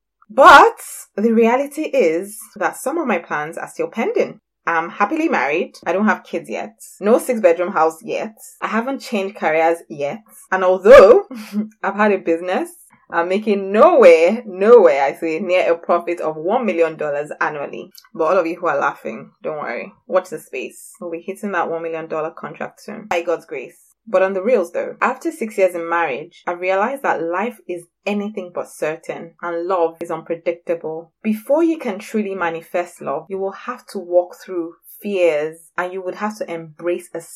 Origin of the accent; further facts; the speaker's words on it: Nigeria; also born or lived in England; now in Scotland, United Kingdom; work for 2 years in Scotland and then move back to my beautiful West African country, Nigeria